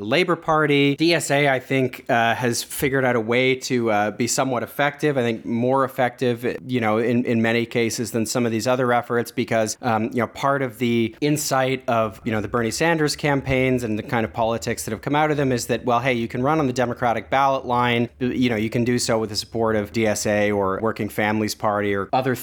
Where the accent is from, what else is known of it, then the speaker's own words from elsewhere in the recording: Canada; I'm a Canadian who, I suppose, you know, I write for Jacobin